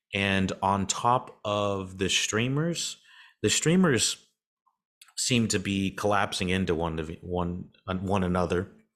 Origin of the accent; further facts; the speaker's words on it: North Carolina, United States; accent: southern; I'm in North Carolina as well, if you can't, can't hear my southern ass accent